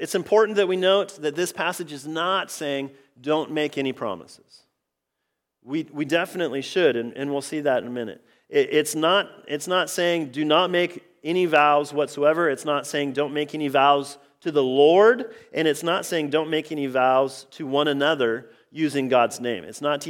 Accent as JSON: {"language": "English", "region": "Oregon", "country": "United States", "tie": "born or raised there", "said": "I grew up in Central Oregon, the Central Cascades, all sorts of just really, really amazing hikes in that area."}